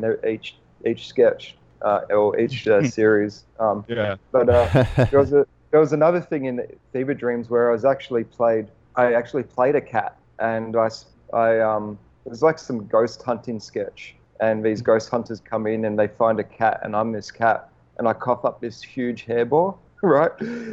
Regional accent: Melbourne, Victoria, Australia; moved away as an adult; now in Los Angeles, United States; We walk everywhere because we're from Melbourne, which is a walking city

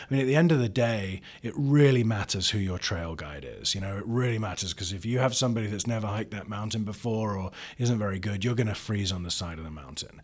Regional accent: London, United Kingdom; now in Columbus, United States; I grew up in London where black cabs were everywhere

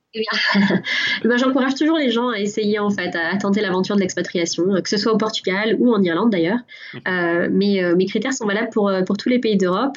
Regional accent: France; moved away as an adult; now in Ireland

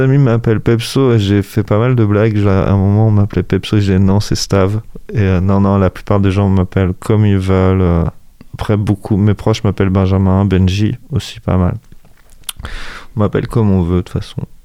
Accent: Angers, Pays de la Loire, France; also born or lived in Coutances, Manche; j'ai quitté Coutances à un an et demi. En fait, mes parents commençaient de travailler, ont été mutés. Dès qu'ils ont pu revenir à Angers, ils sont venus à Angers.

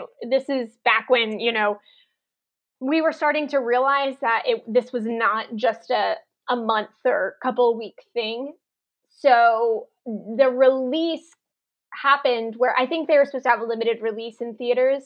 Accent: Oklahoma, United States; I'm from Oklahoma

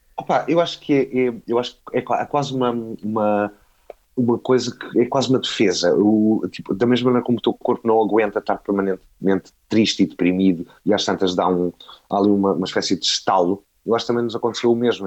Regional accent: Portugal; como português

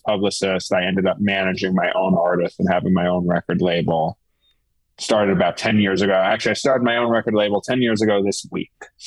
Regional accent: New York City, New York, United States; now in Philadelphia, United States; I grew up in New York City

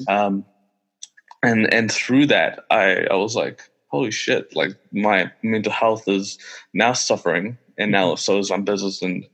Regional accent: Pakistan; now in Wellington, New Zealand; when I was born in Pakistan, and throughout growing up

